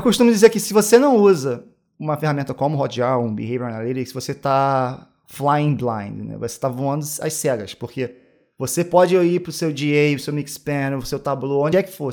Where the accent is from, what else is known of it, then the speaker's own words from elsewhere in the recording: Niterói, Rio de Janeiro, Brazil; moved away as an adult; now in Amsterdam, Netherlands; Sou de Niterói